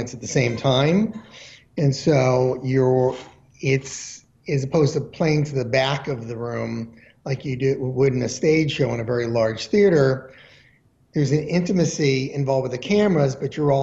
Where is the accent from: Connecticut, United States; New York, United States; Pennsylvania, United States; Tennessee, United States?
Connecticut, United States; outside of Hartford; moved away; I grew up in outside of Hartford, Connecticut